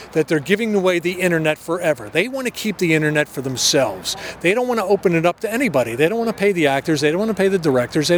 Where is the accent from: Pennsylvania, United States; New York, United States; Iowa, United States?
Pennsylvania, United States; outside of Philadelphia; now in California, United States; I grew up outside of Philadelphia